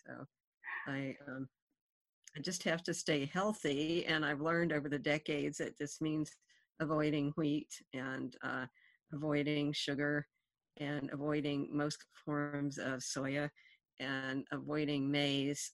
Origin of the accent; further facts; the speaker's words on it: Appalachia, United States; where I grew up in Appalachia, we didn't have fast food in that era